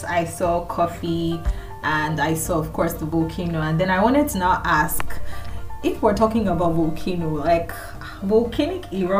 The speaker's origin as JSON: {"language": "English", "country": "Nigeria", "said": "I come from Nigeria. I would call myself a Nigerian."}